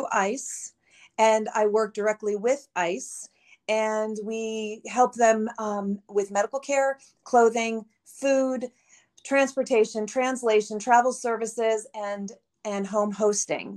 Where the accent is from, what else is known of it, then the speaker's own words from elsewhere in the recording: Southern California, United States; moved away; I'm from California originally, Southern California.